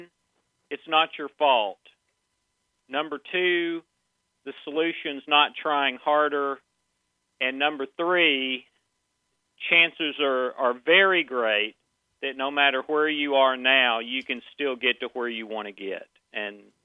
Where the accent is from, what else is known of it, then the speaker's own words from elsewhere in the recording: Nashville, Tennessee, United States; I am from Nashville, the capital of country music